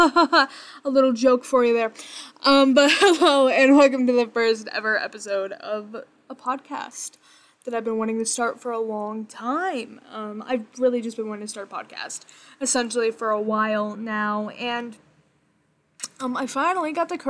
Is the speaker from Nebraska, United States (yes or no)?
yes; Bellevue, Nebraska, United States; Hometown, I am from Bellevue, Nebraska, the Midwest. It's very, very, very boring here. I've lived here my entire life.